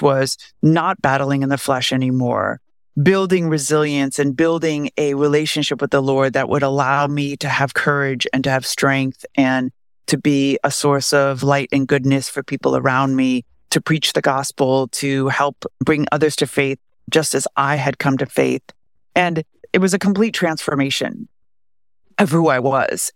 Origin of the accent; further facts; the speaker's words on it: Beverly Hills, California, United States; I grew up in Beverly Hills, California